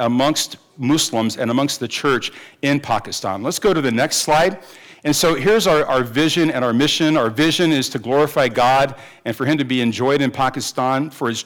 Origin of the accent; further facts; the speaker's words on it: Dayton, Ohio, United States; moved away; I was raised on Cassano Pizza because it began in Dayton, Ohio. That's where I was born and raised